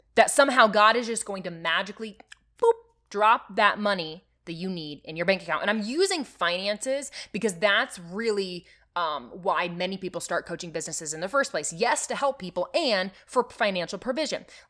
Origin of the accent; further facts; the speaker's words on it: Nebraska, United States; I am from Nebraska